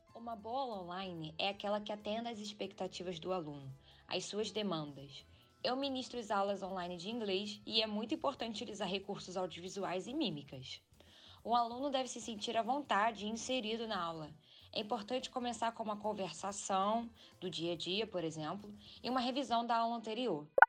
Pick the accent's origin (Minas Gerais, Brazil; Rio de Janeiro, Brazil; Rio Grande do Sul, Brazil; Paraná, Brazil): Rio de Janeiro, Brazil; moved away as an adult; now in London, United Kingdom; eu sou do Rio de Janeiro e vivo atualmente em Londres